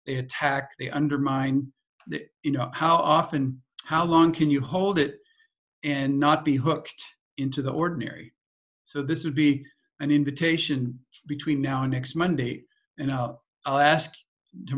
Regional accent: California, United States; we grew up in California

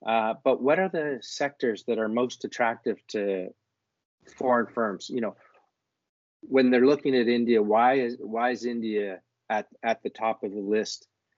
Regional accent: Canada; moved away; I'm originally Canadian.

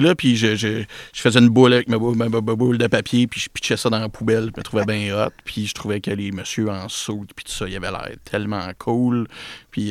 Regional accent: Repentigny, Quebec, Canada; now in L'Épiphanie, Canada; je suis un gars de Repentigny

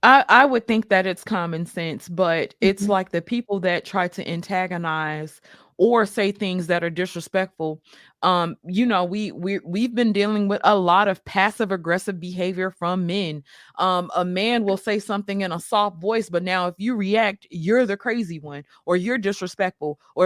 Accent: New York City, New York, United States; also born or lived in Mississippi; Now, y'all know I grew up in New York City as well as Mississippi.

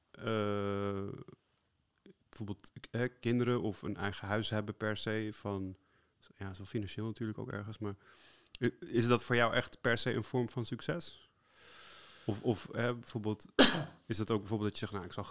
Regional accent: Amsterdam, North Holland, Netherlands; Maar ik ben zelf ook de meest vrouwde Amsterdammer ever.

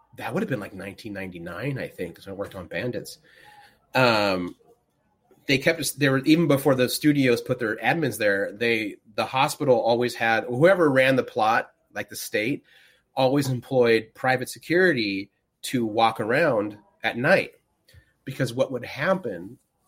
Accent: Susanville, California, United States; I grew up in Susanville, which is 90 minutes roughly from Reno, Nevada

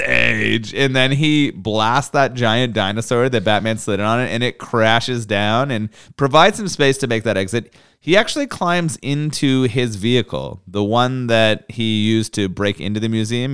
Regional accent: Canada; As a Canadian

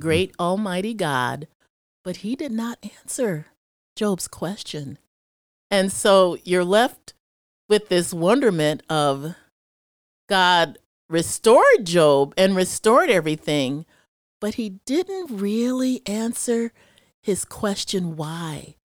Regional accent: Chicago, Illinois, United States; I'm from Chicago, and so I've seen a lot of stuff growing up there

